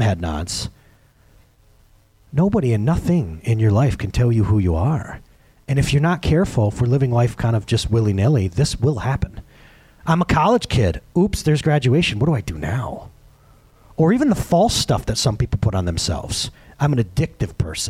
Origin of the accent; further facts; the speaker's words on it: United States; I'm an American.